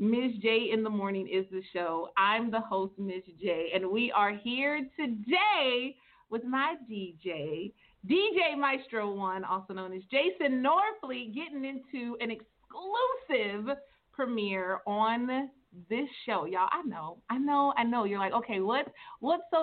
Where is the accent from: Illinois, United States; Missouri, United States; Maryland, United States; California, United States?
California, United States; Northern; I'm from Northern California